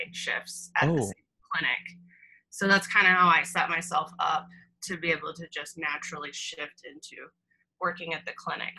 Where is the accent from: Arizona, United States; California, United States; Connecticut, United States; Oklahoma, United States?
Arizona, United States; Tucson; also born or lived in Phoenix, Arizona / Prescott, Arizona; I'm originally from Arizona, born and raised, which is pretty rare. Most people are transplants in Arizona. But I was born in Phoenix, grew up mostly in Tucson